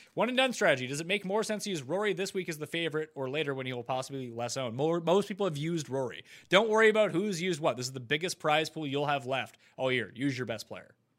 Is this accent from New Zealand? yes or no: no; Canada; I'm Canadian